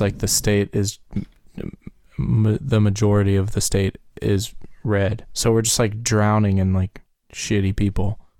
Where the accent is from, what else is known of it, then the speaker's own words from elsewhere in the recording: right outside of Louisville, Kentucky, United States; we grew up right outside of Louisville